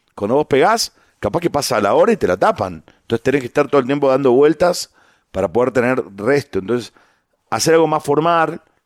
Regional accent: San Isidro, Buenos Aires Province, Argentina; yo nací en Buenos Aires. Eh, nosotros vivíamos en, San Isidro, que son en la provincia de Buenos Aires

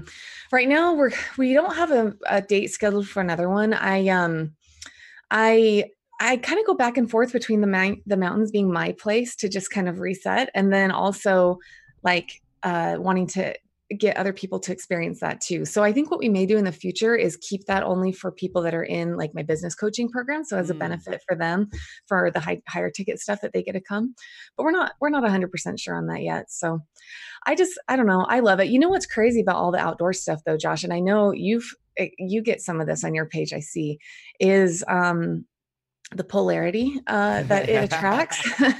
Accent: New Jersey, United States; now in Boise, United States; So I live in Boise, Idaho. So I actually grew up I was born in New Jersey. I'm the oldest of 10 kids.

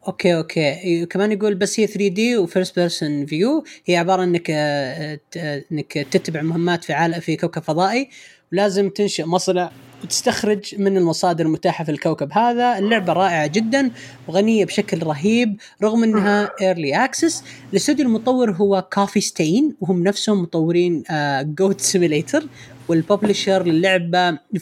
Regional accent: Riyadh, Riyadh Province, Saudi Arabia; عندنا في الرياض

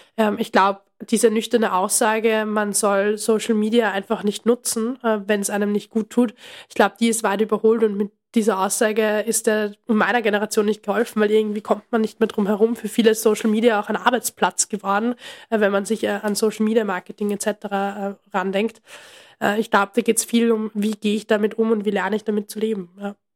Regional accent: Austria; bei uns in Österreich

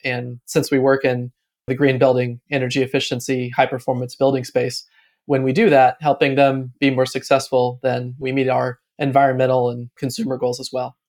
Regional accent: Atlanta, Georgia, United States; moved away as an adult; also born or lived in Austin, Texas; now in Raleigh, United States; I grew up in Atlanta and went to Austin, Texas to kind of find myself in my late twenties

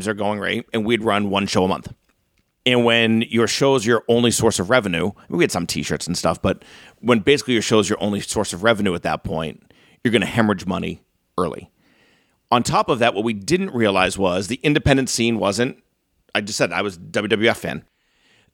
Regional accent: North Reading, Massachusetts, United States; also born or lived in upstate New York; I grew up in North Reading.

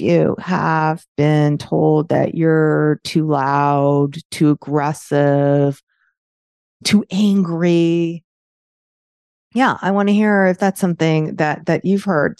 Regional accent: New York, United States; accent: New York; my New York accent

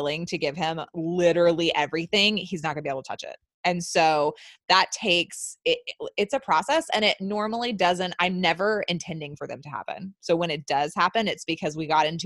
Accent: the Bible Belt, the South, United States; I was born and raised in the South, in the Bible Belt

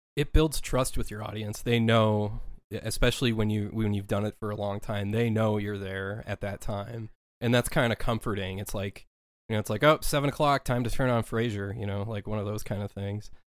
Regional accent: Minnesota, United States; moved away as an adult; I was born and raised in Minnesota for my first thirty-two years of my life

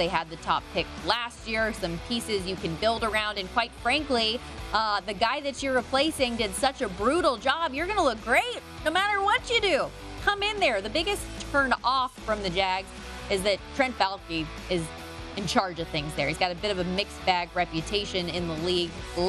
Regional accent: Las Vegas, Nevada, United States; I was born and raised in Las Vegas.

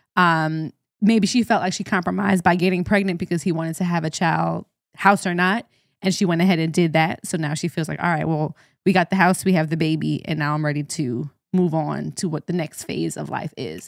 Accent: Jamaica; as a Jamaican

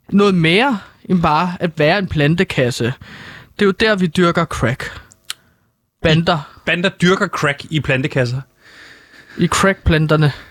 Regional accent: Herlev, Capital Region of Denmark, Denmark; så tager man tilbage til Herlev, hvor jeg er fra, øh, i mit tilfælde

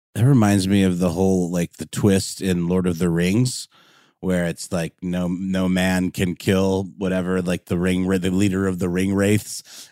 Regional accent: Augusta, Georgia, United States; my hometown of Augusta, Georgia

